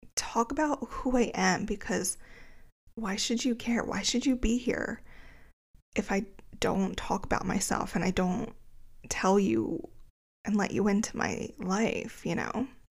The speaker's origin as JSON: {"language": "English", "area": "greater Philadelphia area", "region": "New Jersey", "country": "United States", "said": "I'm from the greater Philadelphia area. Um, but since I was from New Jersey, my license was in New Jersey"}